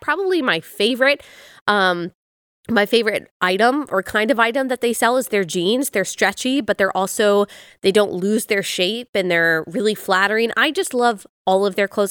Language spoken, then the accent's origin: English; North Texas, United States; moved away; I grew up in Texas, and in North Texas